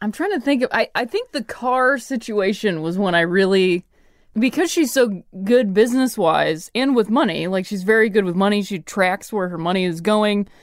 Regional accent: Midwest, United States; moved away as an adult; also born or lived in Ohio / Indiana / Chicago; I'm from the Midwest

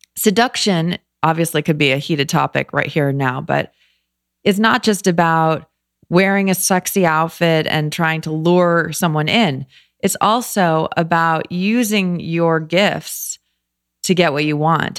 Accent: Los Angeles, California, United States; moved away as an adult; also born or lived in New York / Philadelphia; I grew up in L

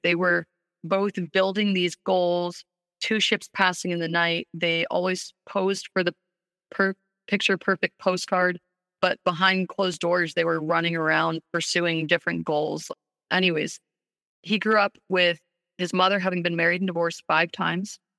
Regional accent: New York City, New York, United States; we grew up in New York City

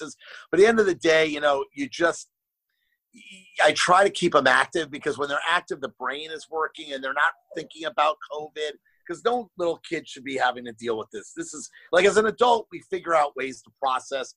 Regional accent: Miami, Florida, United States; moved away as an adult; also born or lived in New York City; now in Los Angeles, United States; I'm from Miami, born and raised, and then I went to college in New York City for 5 years.

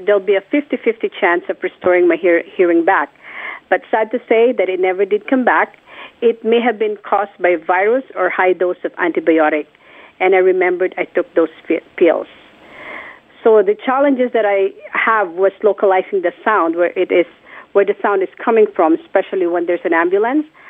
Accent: Philippines; born or raised there; moved away

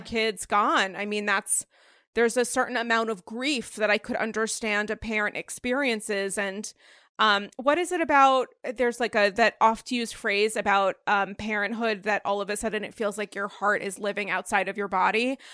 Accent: Rhode Island, United States; now in New York, United States; I'm from Rhode Island.

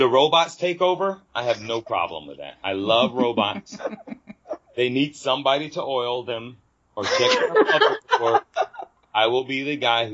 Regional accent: Fayetteville, United States; moved away; when I was a little kid growing up in the South, down in Fayetteville

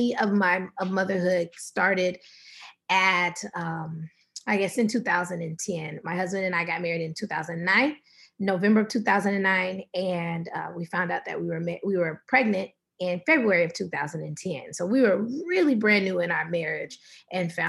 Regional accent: Atlanta, Georgia, United States; moved away as an adult; also born or lived in San Rafael, California; now in San Francisco Bay Area, United States; We're originally from Atlanta, Georgia, and we moved to the Bay Area of California, right outside of San Francisco about 2.5 years ago

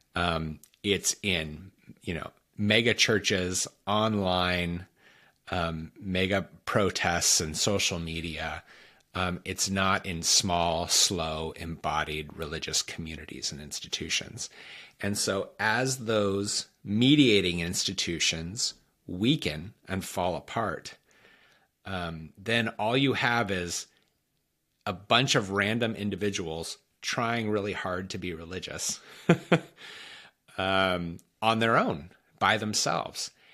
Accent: United States; we as American Christians

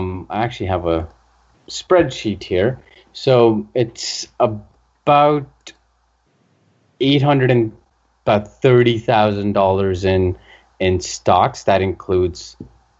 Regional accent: Canada; also born or lived in Vancouver / Calgary; I'm from Canada. I've lived in Vancouver and Calgary for the last 15 years

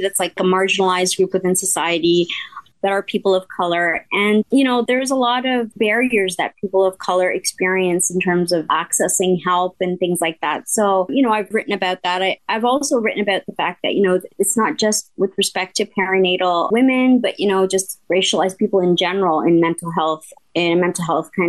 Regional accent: Canada; I'm from Canada.

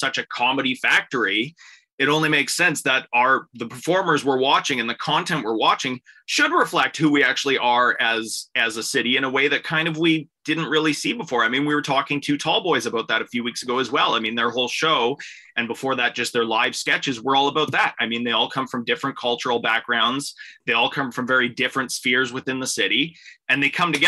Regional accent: Canada; we grew up with in Canada

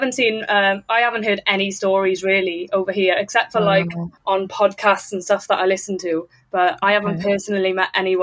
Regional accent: Wales, United Kingdom; moved away as an adult; now in Newcastle, United Kingdom; So I'm from Wales originally in the UK, but I've moved over to England now. I've moved to Newcastle

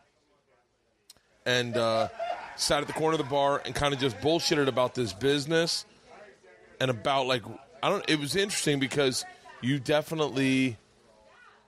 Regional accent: Florida, United States; I grew up in Florida

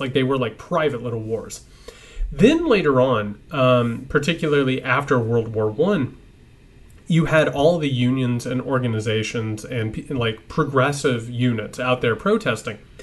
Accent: Indiana, United States; I'm from Indiana.

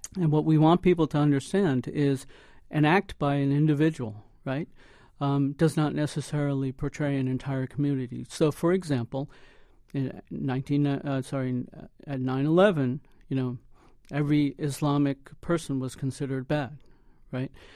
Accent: United States; Us being second generation, my son third generation, we're more inclined to look for assimilation because we've grown up in an environment where we came through the school systems here

